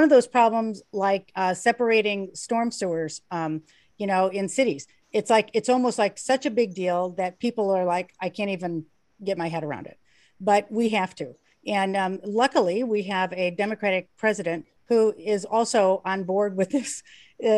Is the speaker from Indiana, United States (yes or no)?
yes; Beverly Shores, Indiana, United States; I grew up in Beverly Shores